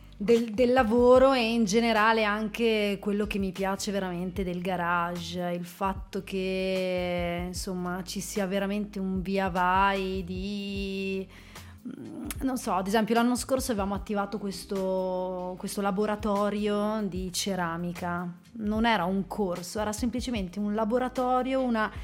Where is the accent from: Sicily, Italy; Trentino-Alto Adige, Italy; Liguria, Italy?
Trentino-Alto Adige, Italy; also born or lived in Germany; qua da noi in Trentino